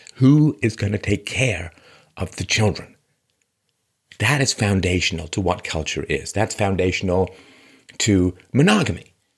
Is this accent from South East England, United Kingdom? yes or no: no; London, United Kingdom; also born or lived in Athlone, Ireland; I was born in Ireland, in Athlone, Ireland, and spent a lot of time there growing up. I grew up mostly in London